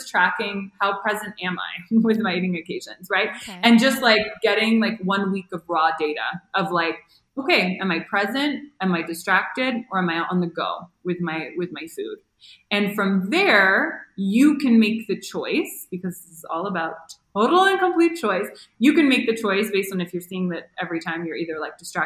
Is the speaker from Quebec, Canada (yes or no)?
no; Toronto, Ontario, Canada; moved away as an adult; now in Mexico; I'm from Toronto and it's really cold in the winter